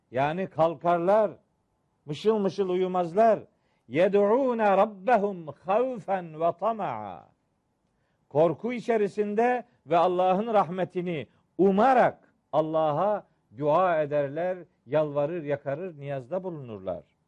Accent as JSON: {"language": "Turkish", "region": "Trabzon", "country": "Turkey"}